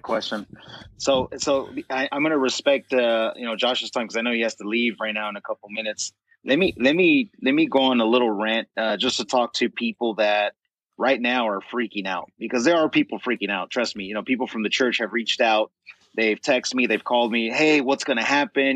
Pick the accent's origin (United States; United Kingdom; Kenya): United States; as American people